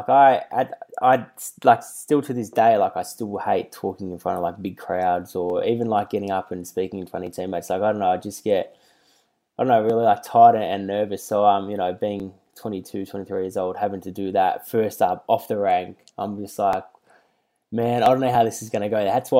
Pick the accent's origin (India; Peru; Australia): Australia; Melbourne, Victoria; So I grew up in the North Carlton commission flats for, like, 18 years.